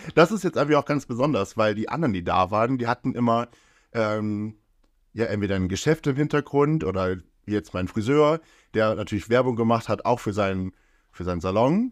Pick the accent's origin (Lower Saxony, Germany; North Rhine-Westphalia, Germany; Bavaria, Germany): Lower Saxony, Germany; Brillit; ich komme ja aus Brillitt